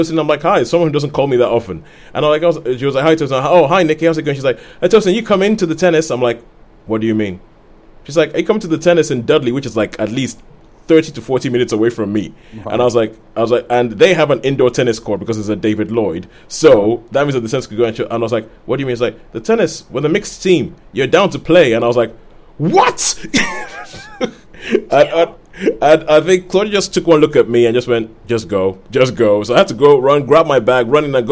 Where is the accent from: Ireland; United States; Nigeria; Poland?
Nigeria; moved away; when I was growing up in Nigeria